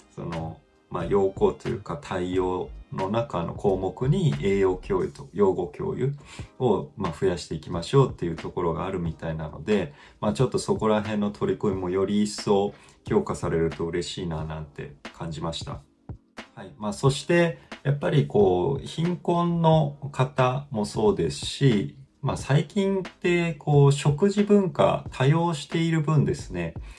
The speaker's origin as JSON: {"language": "Japanese", "region": "Fukuoka", "country": "Japan", "tie": "born or raised there", "said": "僕もはあの福岡育ちなんですけど"}